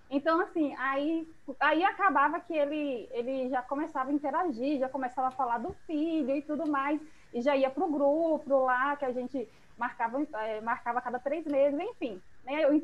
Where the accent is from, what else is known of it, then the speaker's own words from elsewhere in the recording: Salvador, Bahia, Brazil; Eu sou aqui de Salvador.